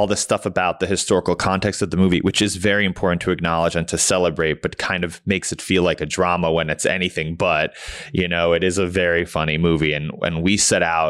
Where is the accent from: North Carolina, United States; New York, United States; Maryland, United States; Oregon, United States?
New York, United States; New York City; I grew up in New York City.